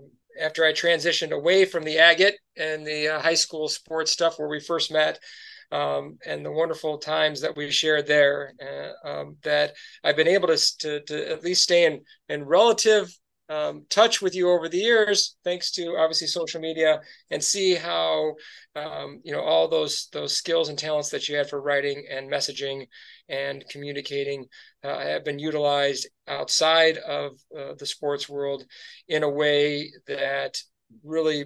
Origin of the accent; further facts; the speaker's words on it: Grand Rapids, Michigan, United States; also born or lived in Bay City, Michigan / Troy, Michigan; I grew up in Grand Rapids. My dad worked for the Grand Rapids Press, and we lived there until I was 8 years old.